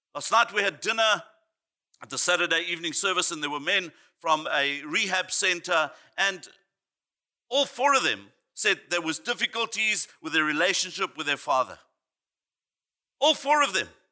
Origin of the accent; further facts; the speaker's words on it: Johannesburg, Gauteng, South Africa; I grew up in Johannesburg, South Africa